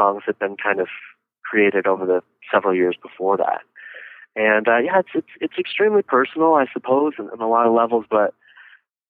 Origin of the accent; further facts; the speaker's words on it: Northern California wine country, United States; I come from Northern California. I'm from the wine country up north, about an hour north of San Francisco, which is actually where I'm at right as we speak.